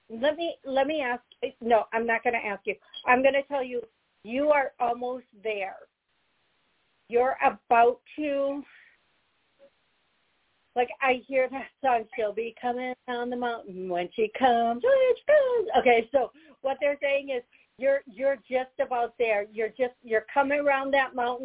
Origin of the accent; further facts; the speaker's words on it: Eau Claire, Wisconsin, United States; moved away; that's where I was born.